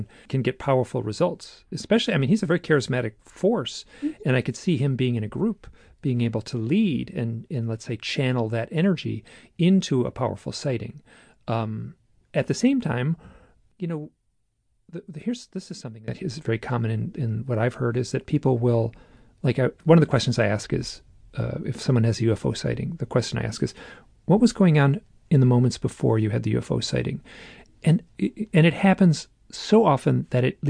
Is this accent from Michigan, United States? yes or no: yes; Michigan, United States; I'm from Michigan